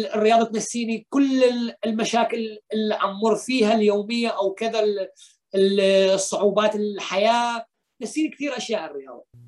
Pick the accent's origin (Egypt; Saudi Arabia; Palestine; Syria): Syria; Deir ez-Zor, Deir ez-Zor Governorate; moved away as an adult; also born or lived in Turkey; now in Greece; أنا عندما خرجت من سوريا